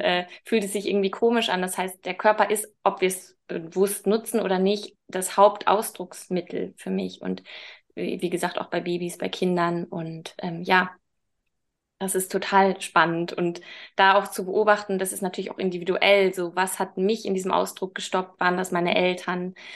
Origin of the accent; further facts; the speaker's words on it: Münster, North Rhine-Westphalia, Germany; now in Hamburg, Germany; Eigentlich komme ich aus Münster